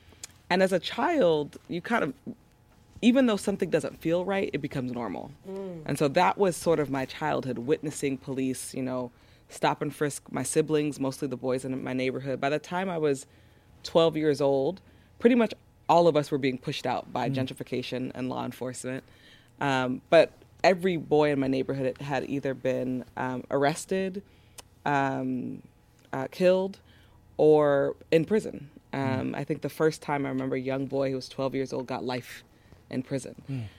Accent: Los Angeles, California, United States; born or raised there

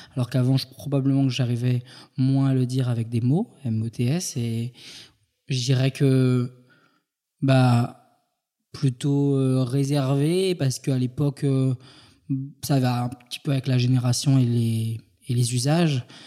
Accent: Île-de-France, France; also born or lived in Paris; Je suis né en Ile-de-France

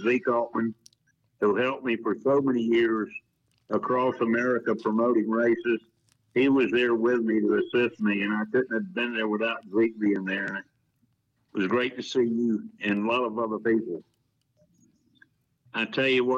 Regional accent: Jacksonville, Florida, United States; Jack Raceways in Jacksonville, my hometown

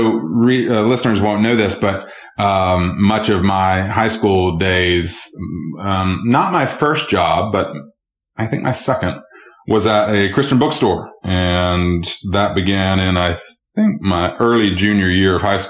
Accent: Georgia, United States; Georgia, my home state

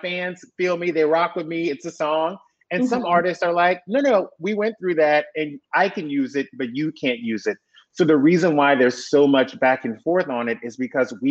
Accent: South Louisiana, United States; growing up in South Louisiana

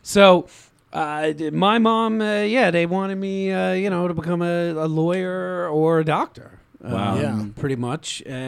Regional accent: Queens, New York, United States; Queens, New York.

